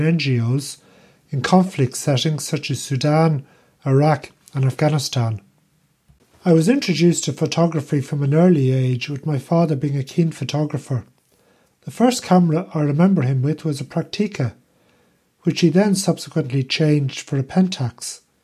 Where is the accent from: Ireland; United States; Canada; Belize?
Ireland; now in Netherlands; I'm Irish